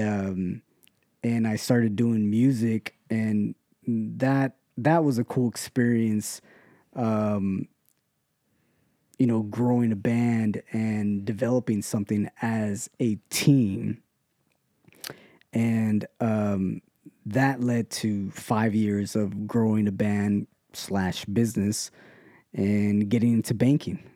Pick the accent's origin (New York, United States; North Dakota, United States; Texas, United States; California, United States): California, United States; Ontario; also born or lived in West Covina, California; I was born here in, in L A, L A County, West Covina to be exact. Um, but I grew up here in Ontario, California